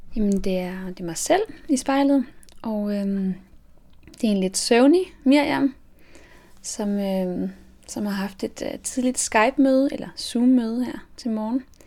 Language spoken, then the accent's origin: Danish; Denmark; also born or lived in France; jeg er opvokset i Frankrig, og mine, mine forældre eller det vil sige, at min far er fransk, og min mor er dansk. Og øhm, da mine forældre blev, jeg gik fra hinanden, da jeg var syv år, så flyttede min mor og jeg til, til Danmark